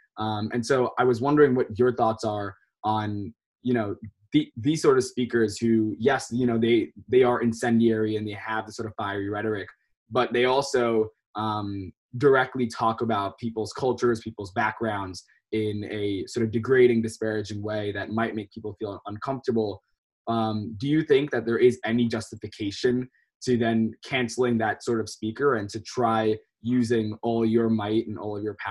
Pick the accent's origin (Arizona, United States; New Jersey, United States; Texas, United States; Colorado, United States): New Jersey, United States; Princeton; I'm from Princeton, New Jersey